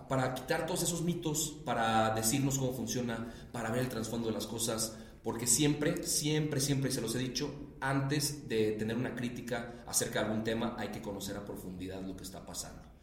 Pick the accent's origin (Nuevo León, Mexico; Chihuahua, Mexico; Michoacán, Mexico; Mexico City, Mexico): Nuevo León, Mexico; Monterrey; Yo que soy de Monterrey